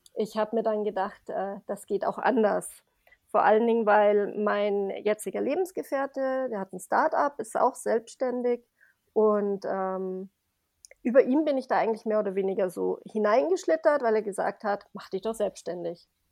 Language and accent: German; Grasbrunn, Bavaria, Germany; komme aus Grasbrunn bei München